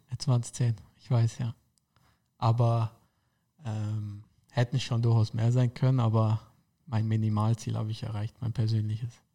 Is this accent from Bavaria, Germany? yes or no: yes; Karlsfeld, Bavaria, Germany; also born or lived in Dachau / Munich; ich bin in Dachau geboren, aber ähm, war eigentlich nur eine Grundschule in Karlsfeld, da wo ich wohne. Ähm, ansonsten war ich ja nicht immer in München. Ich bin in München auf die Sportschule gegangen